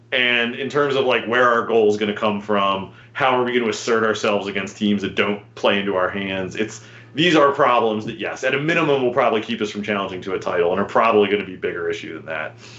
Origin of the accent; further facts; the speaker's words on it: United States; an American fan who, um, you know, isn't brought up in this